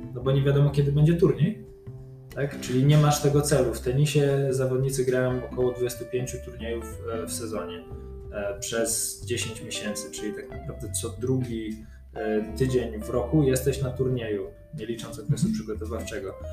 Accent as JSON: {"language": "Polish", "town": "Poznań", "region": "Greater Poland", "country": "Poland", "tie": "born or raised there", "said": "ja się urodziłem w Poznaniu, jestem całe życie z Poznaniem związany"}